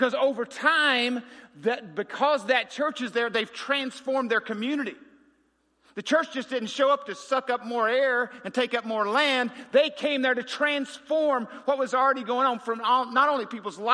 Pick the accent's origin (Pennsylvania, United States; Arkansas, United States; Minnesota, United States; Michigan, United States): Arkansas, United States; Wickes; growing up in Polk County, Arkansas